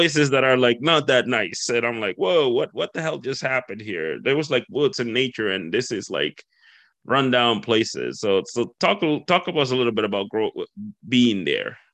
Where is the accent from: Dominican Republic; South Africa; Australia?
Dominican Republic; moved away; I'm from the Caribbean as well. I'm from the Dominican Republic